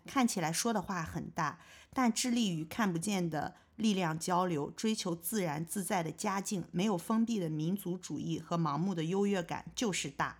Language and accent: Chinese; China; 毕竟我也是这个文化里长大的人嘛